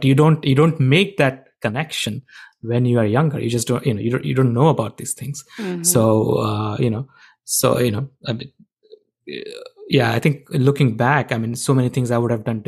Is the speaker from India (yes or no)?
yes; India; moved away as an adult; I grew up in India